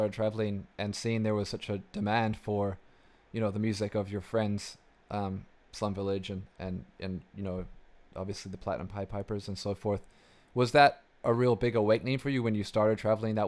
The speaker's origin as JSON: {"language": "English", "country": "New Zealand", "moved": "yes", "said": "I'm originally from New Zealand"}